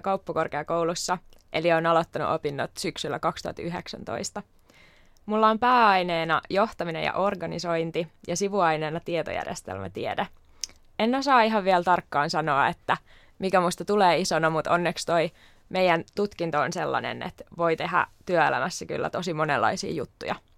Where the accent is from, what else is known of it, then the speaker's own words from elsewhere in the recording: Turku, Southwest Finland, Finland; täältä Turusta myös kotoisin